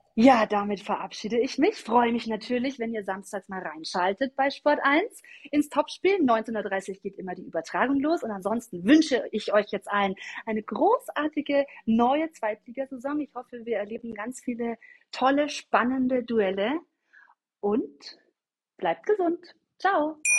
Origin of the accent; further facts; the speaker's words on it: Augsburg, Bavaria, Germany; ich komme ja aus Augsburg